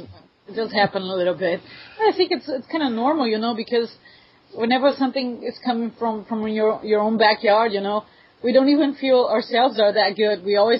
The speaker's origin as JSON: {"language": "English", "country": "Brazil", "first_language": "Portuguese", "second_language": "English"}